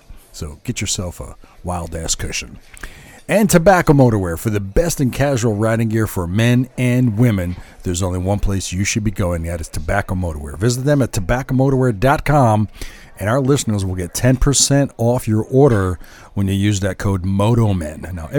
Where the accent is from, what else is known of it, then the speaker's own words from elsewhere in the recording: New Jersey, United States; moved away; my home state of Jersey